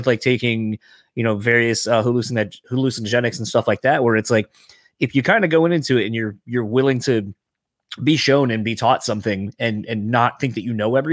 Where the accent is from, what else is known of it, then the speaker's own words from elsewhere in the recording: Delaware, United States; now in Midwest, United States; I grew up in Delaware